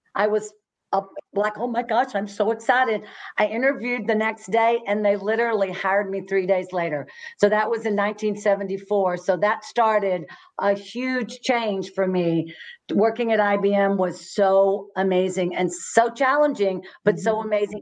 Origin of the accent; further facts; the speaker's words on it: Fort Worth, Texas, United States; I was born and raised in Fort Worth